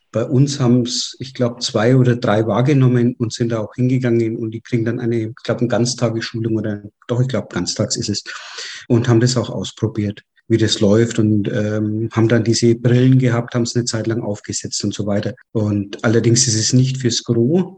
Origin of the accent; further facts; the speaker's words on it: Nuremberg area, Middle Franconia, Bavaria, Germany; Wir kommen aus dem Raum Nürnberg in Bayern